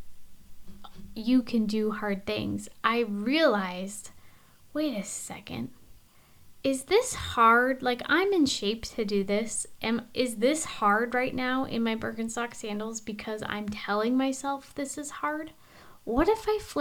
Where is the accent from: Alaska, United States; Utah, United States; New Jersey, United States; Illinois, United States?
Alaska, United States; from where we come from Alaska